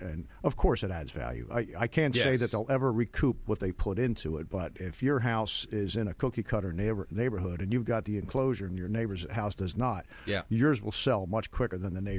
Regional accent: Northeast, United States; now in Florida, United States; I'm from the Northeast, and these things did not exist up there.

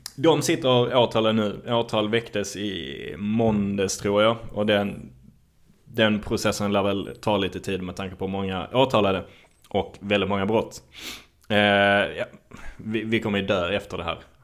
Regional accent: Malmö, Skåne, Sweden; det var min uppväxt på Lindängen

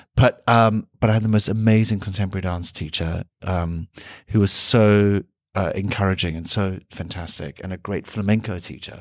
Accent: South Africa; moved away; being South African

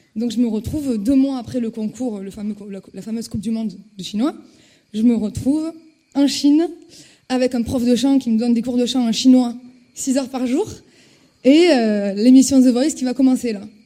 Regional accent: Toulouse, Occitania, France; je suis toulousaine, j'étais à la fac de Toulouse

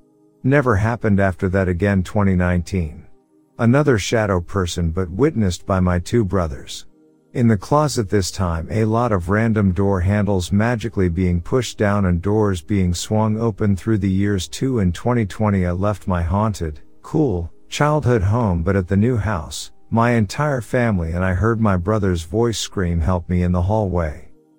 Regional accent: New South Wales, Australia; About 19 years ago, near my hometown in country New South Wales, I used to get driven to catch a bus from a town called Parks, about 1 hour from my hometown

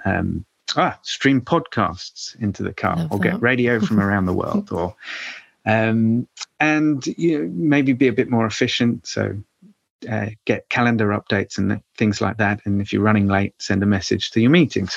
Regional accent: United Kingdom; we'll be in my home country

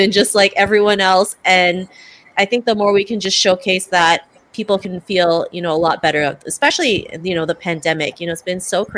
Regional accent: Toronto, Ontario, Canada; also born or lived in Cebu City, Philippines; I'm from Toronto, Canada, originally born in Cebu City, Philippines

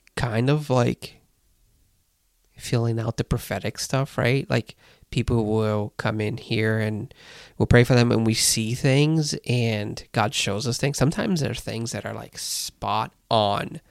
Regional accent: Brazil; moved away; growing up in Brazil, you'd see the prophets

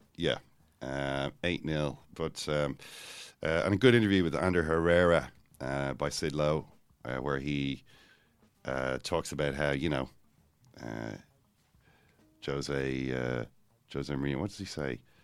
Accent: Ireland; I'm from Ireland. We're just a less disciplined people.

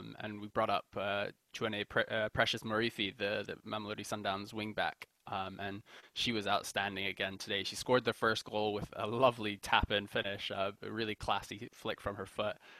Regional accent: Kenya; as a Kenyan

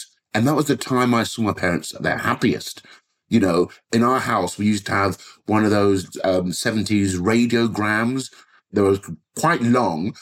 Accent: London, United Kingdom; growing up in Southwest London

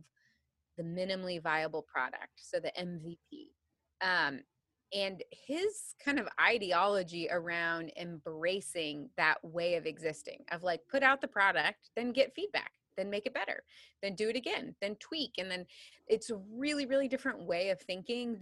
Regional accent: between Missouri and Illinois, Midwest, United States; I grew up in the Midwest, so in between Missouri and Illinois

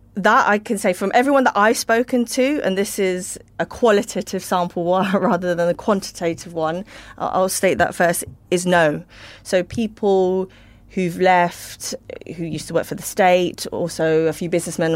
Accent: United Kingdom; as a Brit

